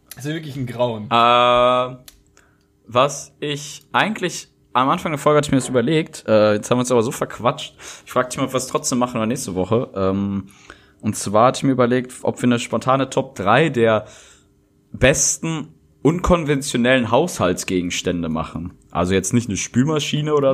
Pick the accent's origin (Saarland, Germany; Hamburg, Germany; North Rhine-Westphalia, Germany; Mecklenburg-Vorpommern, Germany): North Rhine-Westphalia, Germany; Rheda-Wiedenbrück; moved away; in meiner Heimatstadt, wo ich herkomme, aus Redenbrück